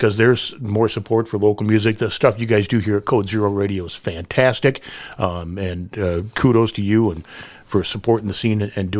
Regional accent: Columbia Heights, Minnesota, United States; moved away as an adult; also born or lived in Eau Claire, Wisconsin / Appleton, Wisconsin; I'm from Minneapolis originally, northeast Minneapolis, a little town called Columbia Heights.

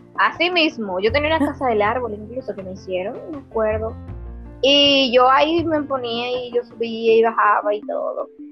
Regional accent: Santiago de los Caballeros, Santiago, Dominican Republic; yo nací en Santiago, soy de la ciudad Corazón

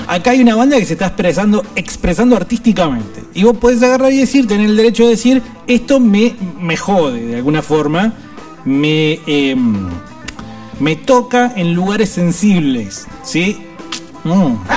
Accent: Argentina; nosotros como pueblo argentino

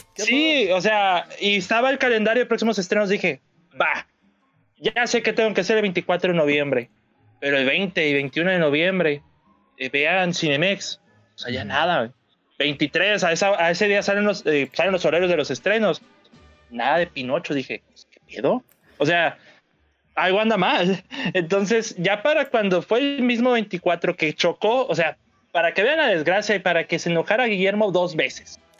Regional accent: Nuevo León, Mexico

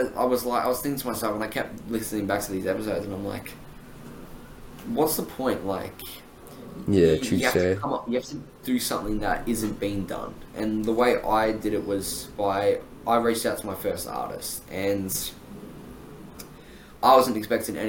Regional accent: Australia; I'm from Australia, right? I'm Australian, and I'm 19.

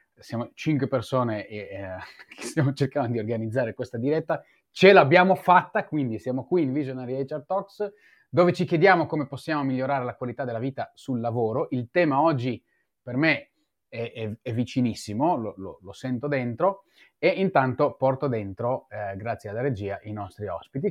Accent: Israel; moved away; io sono nato e cresciuto in Israele

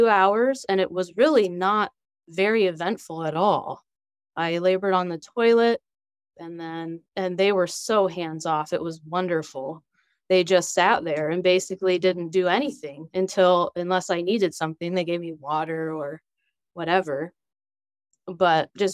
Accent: Wooster, Ohio, United States; I live in Ohio, Worcester, Ohio, and I've lived here all my life

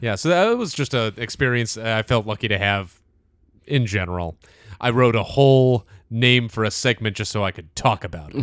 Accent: Deerfield, Illinois, United States; I always say north of Chicago

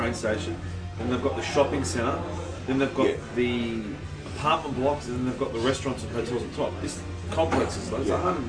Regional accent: Sydney, New South Wales, Australia; also born or lived in Strathfield; I grew up in Maroubra

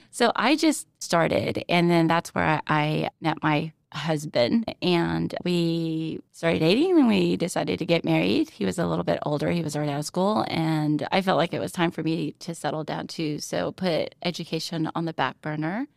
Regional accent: Arlington, Texas, United States; moved away as an adult; now in Oklahoma City, United States; my family finally settled in in Arlington, Texas. And that's basically where I grew up. I lived there for about 22 years.

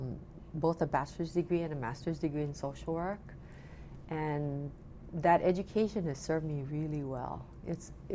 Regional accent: Makawao, Maui, Hawaii, United States; I grew up in Makaua

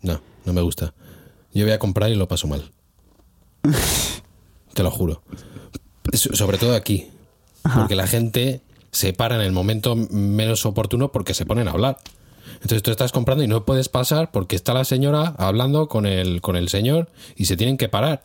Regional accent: Spain; now in Hungary; soy español

